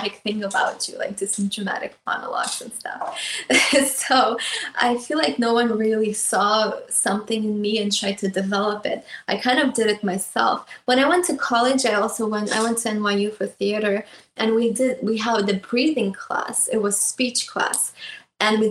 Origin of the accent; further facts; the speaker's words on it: Russia; moved away; I grew up in Russia, so I went to a music school